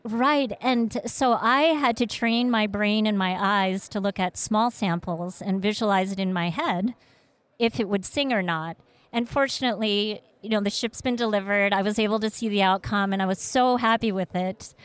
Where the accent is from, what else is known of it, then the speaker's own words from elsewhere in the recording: Vietnam; moved away; also born or lived in Malaysia / Seattle; I was born in Vietnam, and we were a refugee family